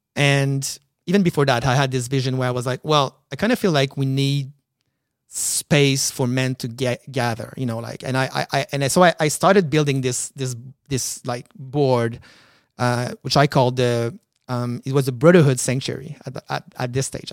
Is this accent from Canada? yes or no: yes; Quebec City, Quebec, Canada; moved away as an adult; now in Montreal, Canada; I'm from Quebec City.